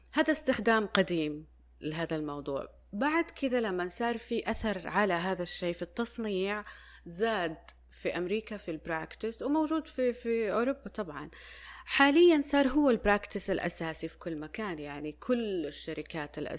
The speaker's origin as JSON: {"language": "Arabic", "country": "Saudi Arabia", "said": "عندنا في السعودية"}